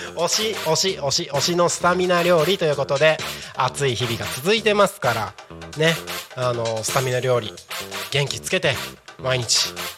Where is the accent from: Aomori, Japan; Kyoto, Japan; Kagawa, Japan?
Aomori, Japan; Takko; moved away; 僕の地元が青森県の田子町っていう田子町、はい、田んぼの田に子供の子って書いて田子町の出身なんですけど